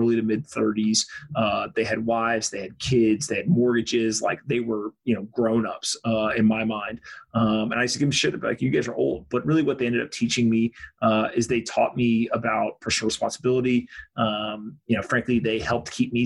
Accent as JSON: {"language": "English", "country": "United States", "said": "I'm an American dude"}